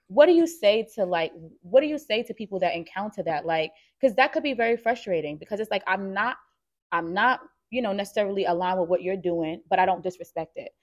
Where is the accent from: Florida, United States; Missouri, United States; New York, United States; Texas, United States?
New York, United States; New York City; I'm born and raised in Harlem